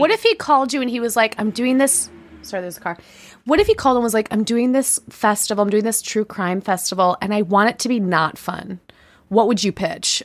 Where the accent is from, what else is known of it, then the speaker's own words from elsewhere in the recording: Chicago, Illinois, United States; I'm from the Midwest, but I'm from Chicago